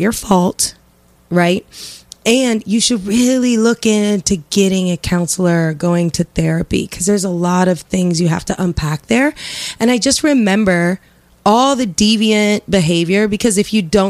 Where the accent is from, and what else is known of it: Lafayette, Indiana, United States; born or raised there; moved away